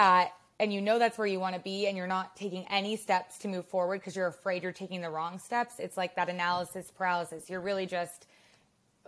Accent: Madison, Wisconsin, United States; also born or lived in Chicago / Los Angeles; now in New York, United States; I grew up in Wisconsin and I grew up in Madison.

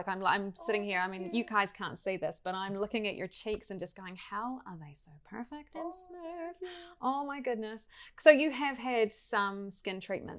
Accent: South Island, New Zealand; I grew up in South Island

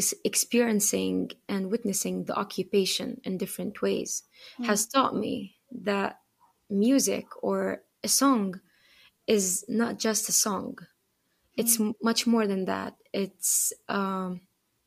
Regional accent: United States; moved away; also born or lived in Acre, Galilee, Palestine; growing up in the States

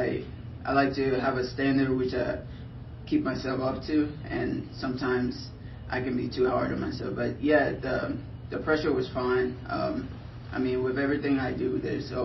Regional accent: Liberia; now in United States; originally I'm from Liberia, West Africa

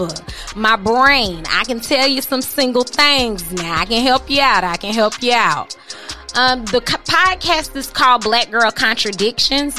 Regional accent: Florida, United States; I'm a native here in Florida

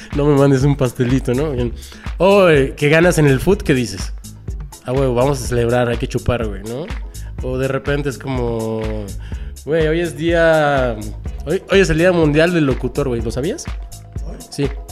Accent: Mexico City, Mexico; moved away as an adult; now in Guadalajara, Mexico; Nosotros como chilangos

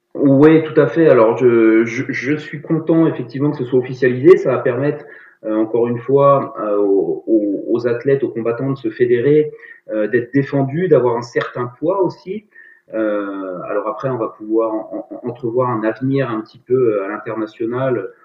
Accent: Brittany, France; je suis breton

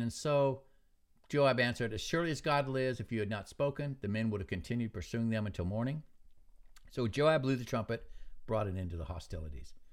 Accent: Alaska, United States; moved away; I'd hardly ever come back to Alaska, to my hometown

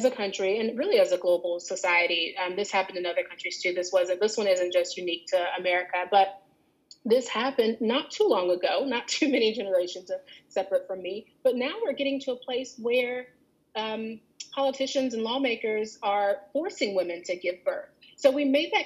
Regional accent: Alabama, United States; I grew up in Alabama

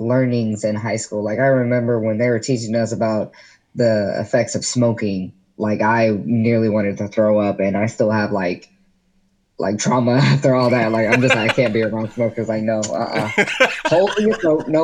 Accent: Gwinnett County, Georgia, United States; growing up in Gwinnett County, where everything is white and Christian

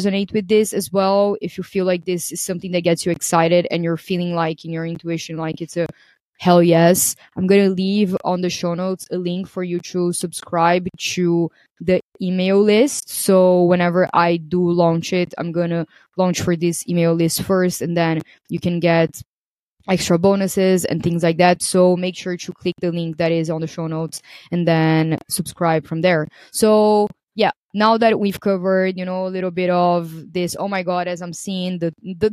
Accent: Brazil; moved away as an adult; also born or lived in Portugal / Greece; I am originally from Brazil

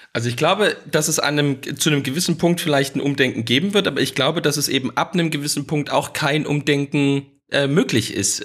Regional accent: Saxony, Germany; da bin ich natürlich als Sachse und vielleicht so ein bisschen als Ostdeutscher

